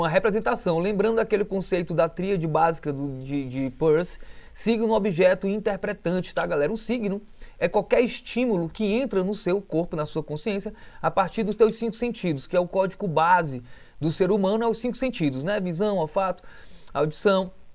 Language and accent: Portuguese; Canindé, Ceará, Brazil; moved away; eu que cresci embaixo de mangueiras, então uma fotografia que possa ter uma mangueira frutosa grande já me remete à minha infância incondicionalmente, direto, já me leva lá para o meu interior do Ceará, ali para Canidé